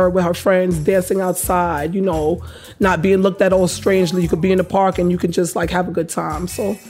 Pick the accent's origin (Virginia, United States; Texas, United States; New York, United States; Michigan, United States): New York, United States; New York City; moved away as an adult; now in Staten Island, United States; I lived in Brooklyn all my life. I was born here in Bed-Stuy, but I moved to Staten Island like 6 years ago.